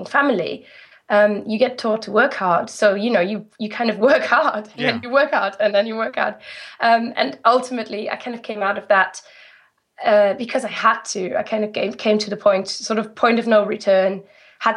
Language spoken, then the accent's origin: English; Rhineland-Palatinate, Germany; English is a second language; moved away as an adult; now in United Kingdom; I'm from the Moselle Valley